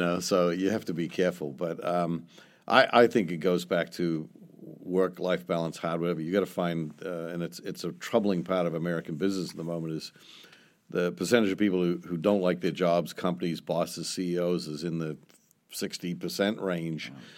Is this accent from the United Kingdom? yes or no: no; New Zealand; moved away; I'm from New Zealand